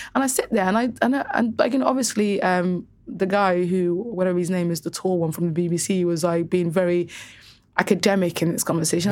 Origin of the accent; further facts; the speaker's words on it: Cardiff, Wales, United Kingdom; also born or lived in Somaliland; Growing up in Cardiff specifically, every single girl that I knew had F G M